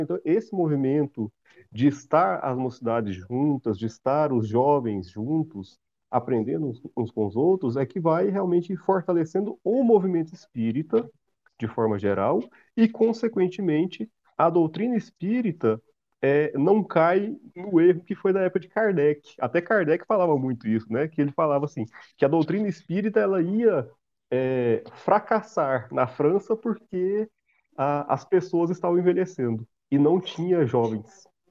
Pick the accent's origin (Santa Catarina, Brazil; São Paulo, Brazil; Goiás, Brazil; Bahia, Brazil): Goiás, Brazil; Silvânia; eu sou de Silvânia